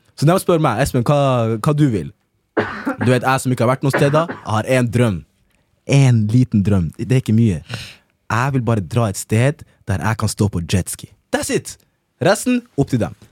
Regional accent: Norway; Jeg er norsk

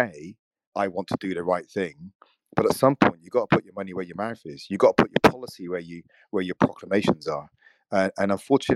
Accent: United Kingdom; I'm born in this country. I have a British passport

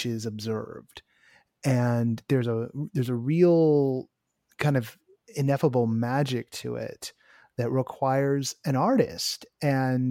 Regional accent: Bay Area, California, United States; also born or lived in Orange County, California; now in Los Angeles, United States; I was born in Orange County. I grew up in the Bay Area, but I was born in Orange County.

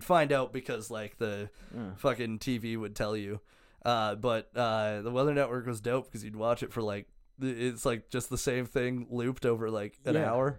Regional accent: Canada; I was from Canada.

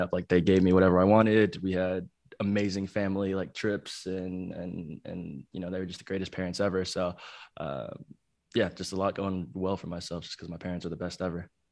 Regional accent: Plano, Texas, United States; also born or lived in Chicago, Illinois; I grew up in Dallas, though, um, the suburbs of Dallas and Plano, Texas.

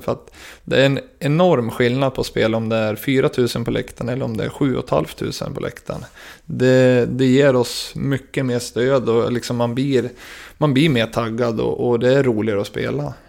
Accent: Gävle, Gävleborg County, Sweden; jag var kapten för Brynäs IF, lag i mitt hjärta, i min hemstad

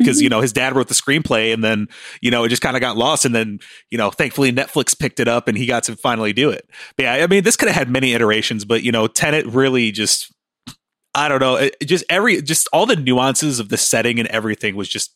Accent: United States; I'm an American

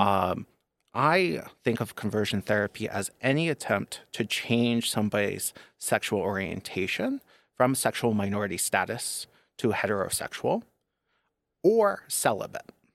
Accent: Northeast, United States; moved away; I was born and raised Catholic in the Northeast

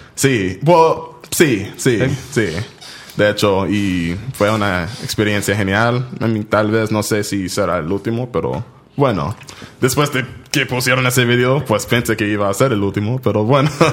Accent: San Diego, California, United States; also born or lived in Detroit, Michigan; nací en Detroit, Michigan. Mudé a cuando tenía, cuando tenía nueve años, mudé a San Diego, California

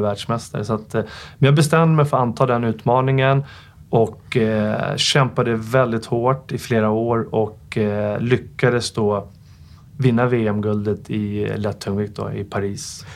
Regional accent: Stockholm, Stockholm County, Sweden; jag växte upp i Farsta

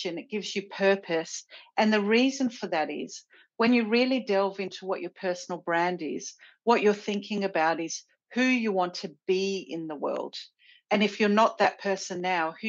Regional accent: Sydney, New South Wales, Australia; My home is definitely Sydney.

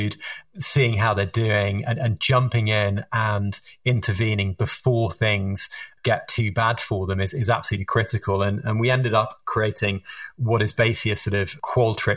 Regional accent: England, United Kingdom; accent: Harry Potter accent; moved away; also born or lived in United States; as you can tell from my Harry Potter accent, I am British or English originally, but I spent a lot of my time over in the United States

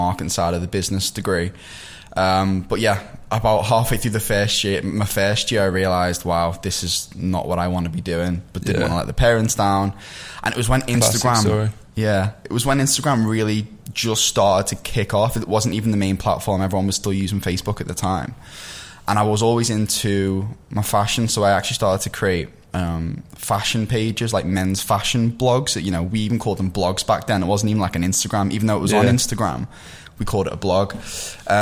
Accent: Liverpool, North West England, United Kingdom; accent: Scouse; as most people will be able to tell from my accent, I'm from Liverpool

